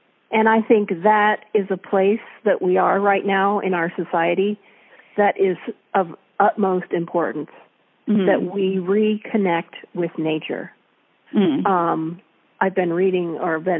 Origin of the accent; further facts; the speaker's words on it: Ohio, United States; now in Puget Sound, United States; I grew up in Ohio on a farm, and I was far from any ocean